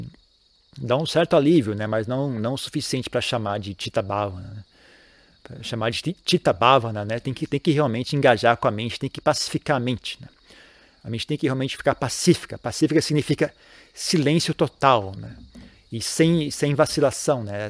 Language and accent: Portuguese; Brazil; moved away as an adult; eu saí do Brasil